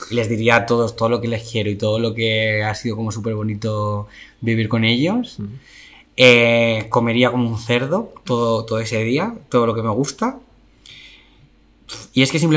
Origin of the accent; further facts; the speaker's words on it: Madrid, Community of Madrid, Spain; Yo soy muy español. Un madrileño, madrileño.